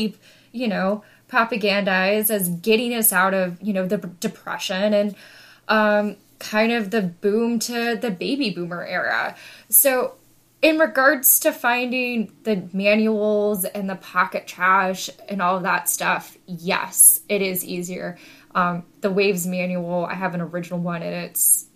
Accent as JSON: {"language": "English", "country": "United States", "said": "as Americans"}